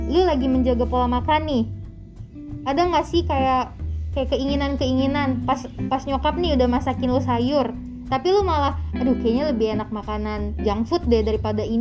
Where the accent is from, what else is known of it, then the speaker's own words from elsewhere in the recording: North Sumatra, Indonesia; gue nih kan orang Batak ya